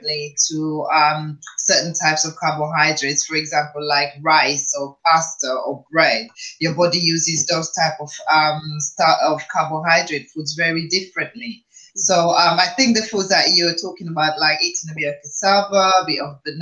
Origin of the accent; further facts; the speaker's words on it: Dominica; now in United Kingdom; growing up as a child back in Dominica